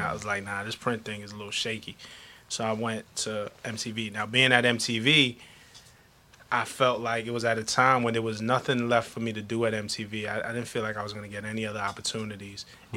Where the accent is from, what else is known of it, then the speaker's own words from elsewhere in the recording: New York City, New York, United States; I come from Flatbush, Brooklyn